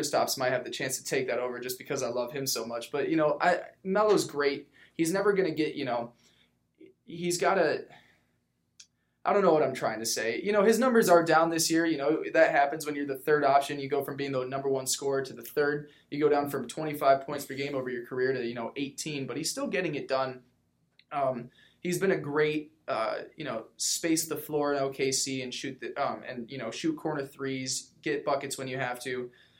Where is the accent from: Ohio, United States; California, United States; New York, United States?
New York, United States; Syracuse; I grew up in Syracuse.